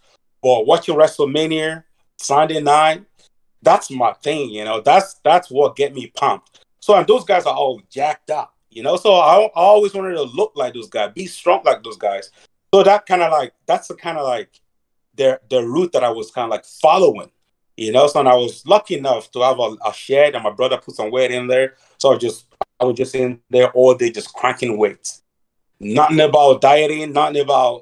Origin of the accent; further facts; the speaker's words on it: Dublin, Leinster, Ireland; also born or lived in Nigeria; I was born in Nigeria. I grew up in Dublin, Ireland. At the age of 9, my mother find somebody to smuggle myself and my big brother to Dublin